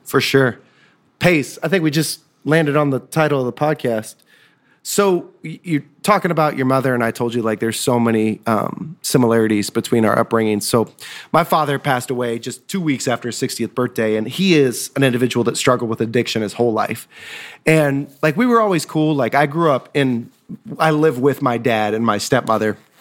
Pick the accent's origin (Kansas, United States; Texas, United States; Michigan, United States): Kansas, United States; Osawatomie; I grew up in Osawatomie, Kansas, home of the state hospital.